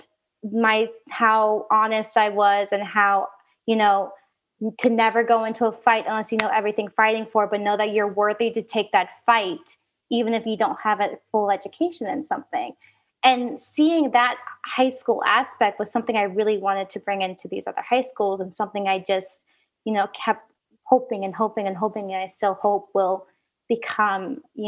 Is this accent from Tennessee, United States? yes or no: no; Oregon, United States; moved away; I grew up in Oregon